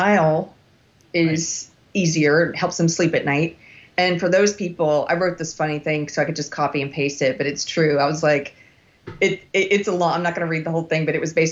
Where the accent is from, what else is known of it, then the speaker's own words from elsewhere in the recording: South Carolina, United States; moved away; also born or lived in Los Angeles; South Carolina, which is my home state